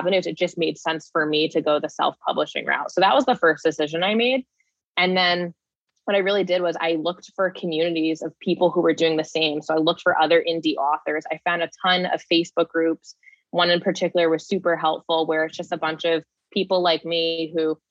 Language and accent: English; New Jersey, United States; my hometown in New Jersey, where I was born and raised.